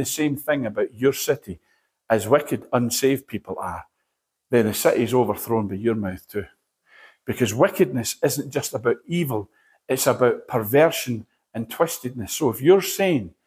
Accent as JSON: {"language": "English", "town": "Edinburgh", "region": "Scotland", "country": "United Kingdom", "said": "I came in Edinburgh from a place called Nidri"}